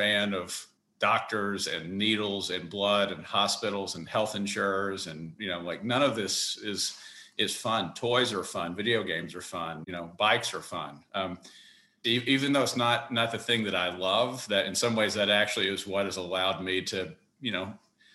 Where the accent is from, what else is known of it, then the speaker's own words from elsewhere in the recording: Kentucky, United States; moved away as an adult; also born or lived in Washington, D.C.; I grew up in Kentucky, the son of teachers, went to undergrad in Kentucky